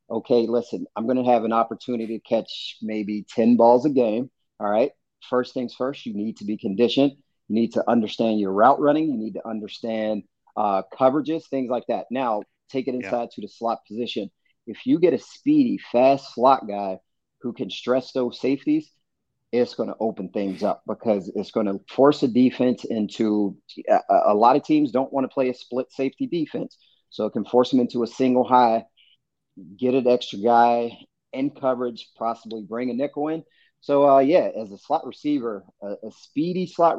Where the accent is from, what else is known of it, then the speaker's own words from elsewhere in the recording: Pittsburgh, Pennsylvania, United States; I'm from Pittsburgh. I am from the city of Pittsburgh